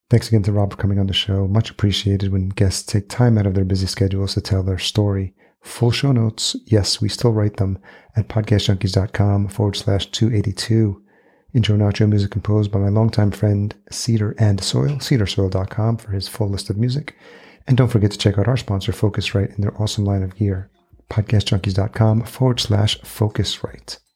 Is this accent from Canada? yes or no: no; El Salvador; I was born in El Salvador